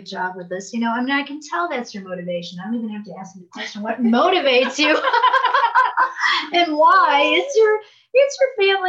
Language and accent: English; Chicago, Illinois, United States; now in Taos, United States; Because I'm from Chicago, moved to Taos, New Mexico